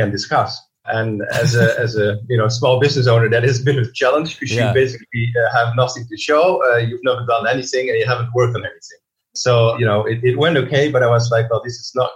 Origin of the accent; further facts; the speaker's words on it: Netherlands; English is a second language; moved away as an adult; also born or lived in London; I studied design in the Netherlands, as you surely can hear. I'm from the Netherlands